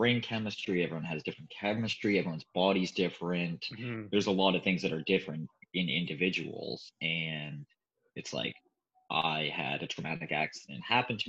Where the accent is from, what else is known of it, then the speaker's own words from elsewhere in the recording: Boston, Massachusetts, United States; moved away; I'm from Boston, Massachusetts. Like I was born in the United States